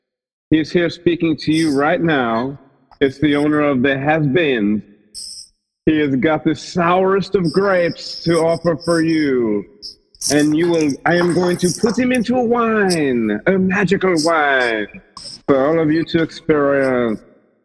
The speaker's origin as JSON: {"language": "English", "town": "Grand Rapids", "region": "Michigan", "country": "United States", "said": "I'm from Grand Rapids, Michigan."}